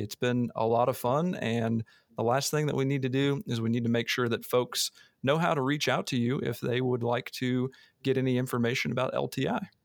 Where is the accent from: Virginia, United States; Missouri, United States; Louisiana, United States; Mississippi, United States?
Missouri, United States; moved away; I'm a Missouri boy, I grew up in Missouri